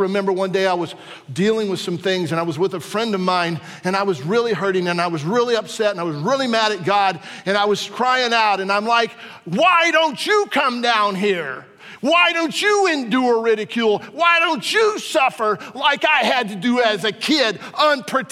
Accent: Warsaw, Virginia, United States; in school when I was in geography class and I was from Warsaw, Virginia

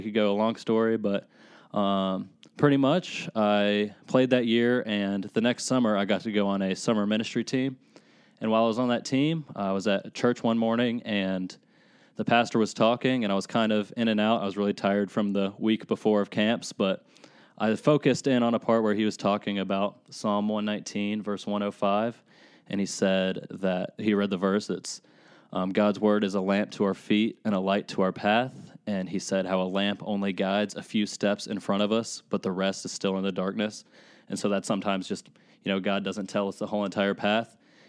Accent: Lexington, Kentucky, United States; I grew up in Lexington. I lived in Lexington my whole life

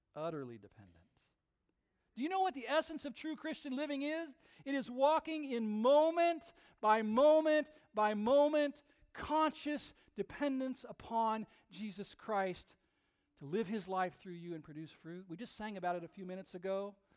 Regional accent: West Coast, near Napa Valley, California, United States; I grew up on the West Coast, not that far from Napa Valley

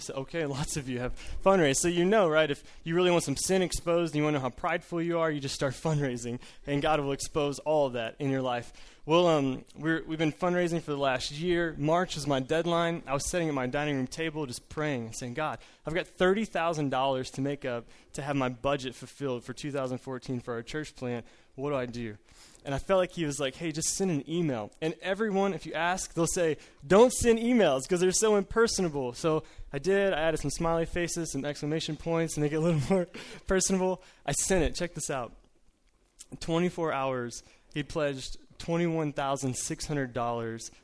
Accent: Collinsville, Illinois, United States; I'm from Collinsville, Illinois, the St. Louis Metro East

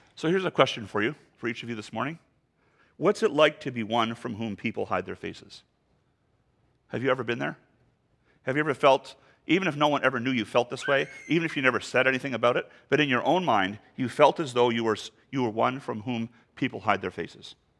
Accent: Canada; the poorest province in our country

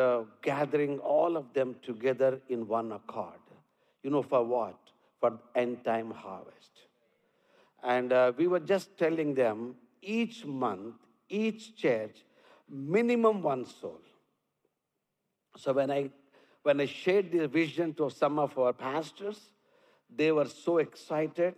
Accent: India; accent: Indian; English is a second language; my accent. Little strong, but Indian accent

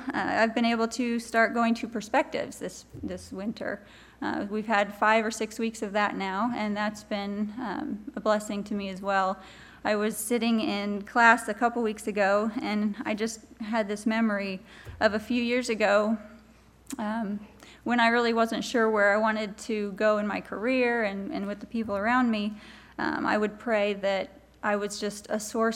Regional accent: Osborne, Kansas, United States; But I grew up in Osborne, Kansas

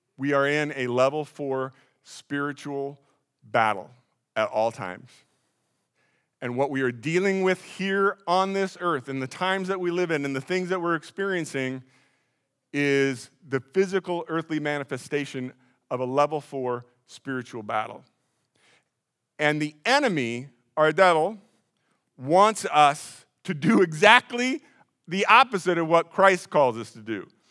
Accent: Des Moines, Iowa, United States; now in Pella, United States; I grew up in Des Moines

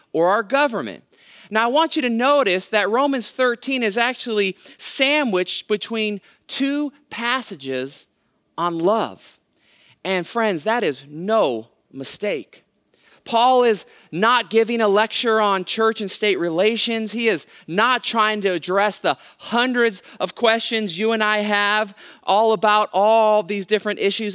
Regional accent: Hayward, California, United States; I actually am a local kid. I grew up in Hayward, right, right next door to Castro Valley, went to Hayward High School

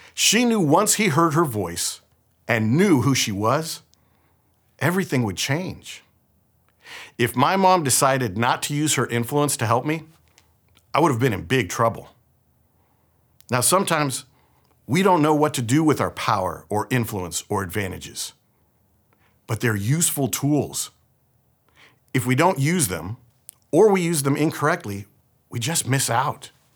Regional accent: San Francisco, California, United States; I was born here in San Francisco and raised here in the Bay Area

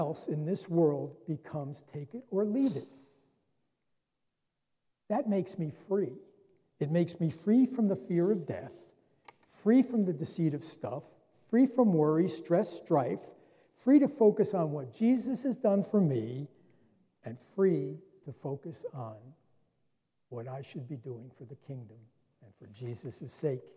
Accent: New Jersey, United States; I was born and raised right here in New Jersey

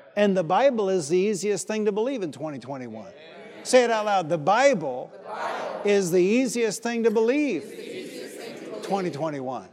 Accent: Detroit, Michigan, United States; I was from Detroit

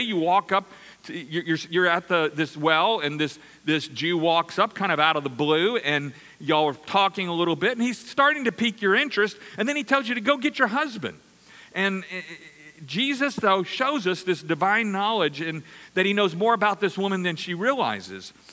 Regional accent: Louisiana, United States; I'm from Louisiana

